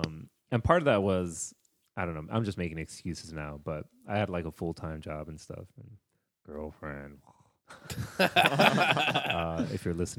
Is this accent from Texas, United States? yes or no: yes; Texas, United States; Dude, it's because I'm from Texas.